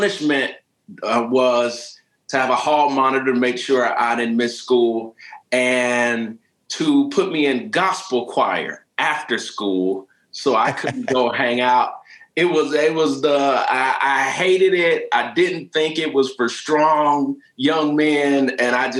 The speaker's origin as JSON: {"language": "English", "town": "St. Petersburg", "region": "Florida", "country": "United States", "tie": "born or raised there", "moved": "yes", "said": "I was born and raised in St. Petersburg, Florida."}